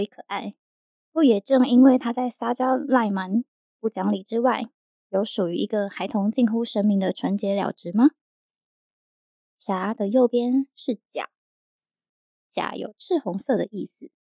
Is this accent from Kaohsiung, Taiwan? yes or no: no; Yilan, Yilan County, Taiwan; moved away; 我以前在宜兰长大